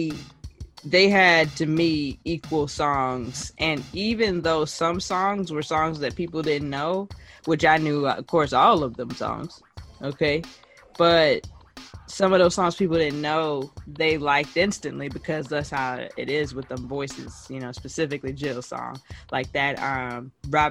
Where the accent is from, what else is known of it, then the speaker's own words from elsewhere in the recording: Jamaica; I'm Jamaican.